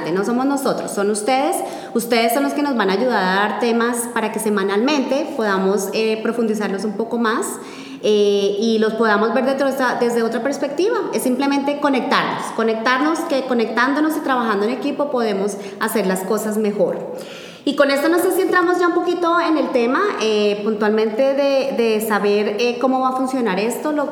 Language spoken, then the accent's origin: Spanish; Bogotá, Colombia; puntualmente lo hablo en Colombia, en Bogotá, de donde yo soy, posiblemente no los teníamos.